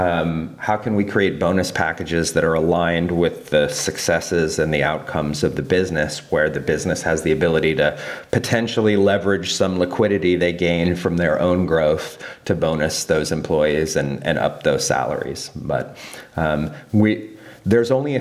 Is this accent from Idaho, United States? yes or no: no; Colorado, United States; moved away; my home state, Colorado